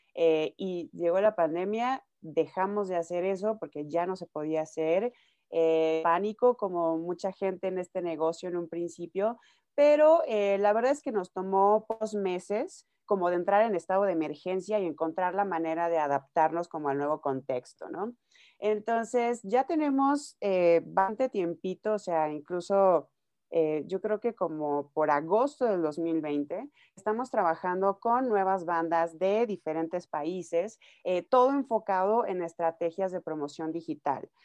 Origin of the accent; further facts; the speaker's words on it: Nayarit, Mexico; moved away as an adult; now in Mexico City, Mexico; yo soy de Nayarit, empezando aquí. Eh, yo llevo viviendo en la Ciudad de México ya siete años